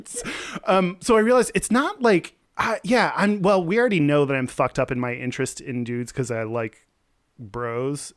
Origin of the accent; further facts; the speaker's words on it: Texas, United States; I'm from Texas